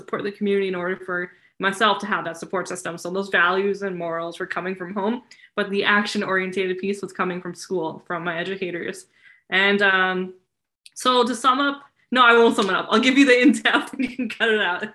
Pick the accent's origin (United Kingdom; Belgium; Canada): Canada; Surrey, British Columbia; I grew up in Surrey, British Columbia.